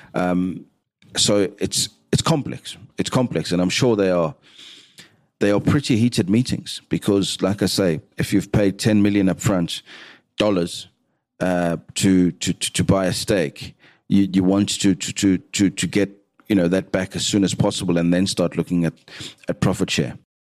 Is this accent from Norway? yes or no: no; South Africa; as a South African